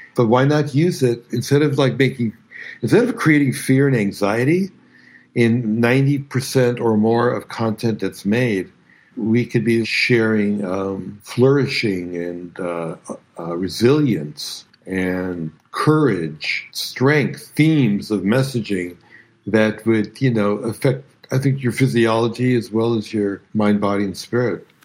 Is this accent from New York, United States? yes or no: yes; New York City, New York, United States; also born or lived in Bronx; growing up in Brooklyn